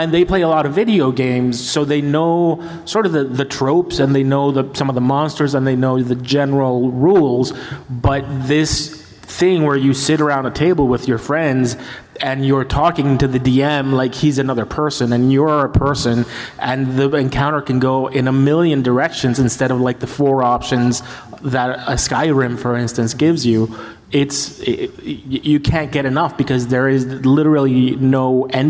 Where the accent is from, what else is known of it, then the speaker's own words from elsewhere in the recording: Puerto Rico; moved away; also born or lived in St. Louis; I was a 10, 11, 12-year-old kid growing up in Puerto Rico